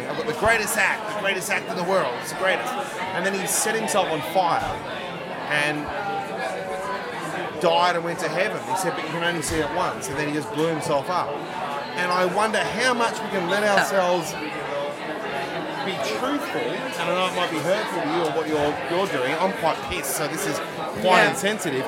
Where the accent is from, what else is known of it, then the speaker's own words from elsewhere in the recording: Australia; I'm Australian